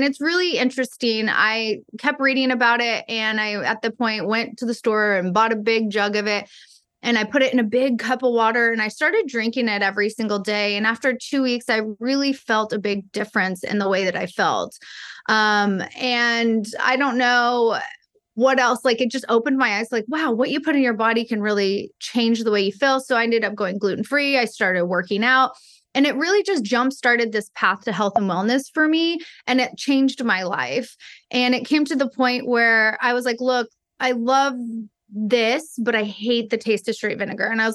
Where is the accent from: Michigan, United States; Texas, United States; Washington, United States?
Texas, United States; I'm from Texas